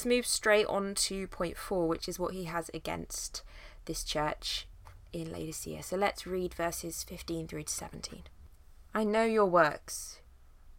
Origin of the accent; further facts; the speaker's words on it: United Kingdom; As a British person